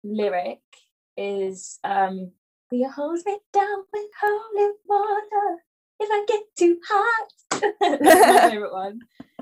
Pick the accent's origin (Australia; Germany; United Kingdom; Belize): United Kingdom; Bristol, South West England; moved away; I'm most excited to go to Bristol. Because that's my hometown